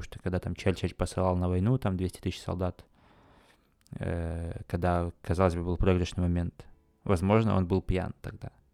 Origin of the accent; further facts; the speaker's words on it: Khakassia, Russia; в Хакасии, там, на, у себя на родине